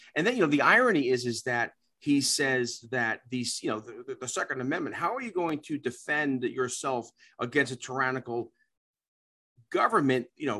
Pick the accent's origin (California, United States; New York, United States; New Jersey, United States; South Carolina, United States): New York, United States; New York City; moved away; I grew up in the Bronx in my early years, and our neighborhood was predominantly African American and Dominican and Puerto Rican.